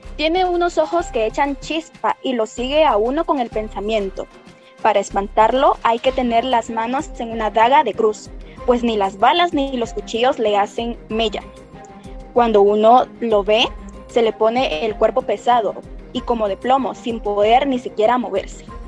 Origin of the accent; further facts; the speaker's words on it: Guatemala; son parte de nuestra tradición oral como guatemaltecos